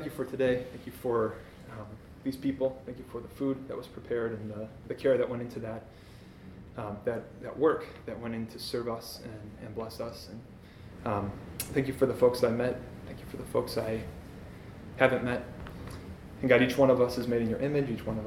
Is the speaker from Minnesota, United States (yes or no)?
yes; Shoreview, Minnesota, United States; I grew up in Shoreview, which is the north side of the Twin